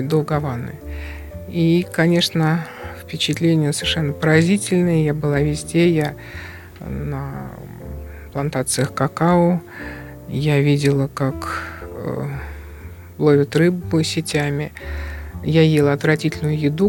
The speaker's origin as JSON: {"language": "Russian", "country": "Russia", "said": "я из России"}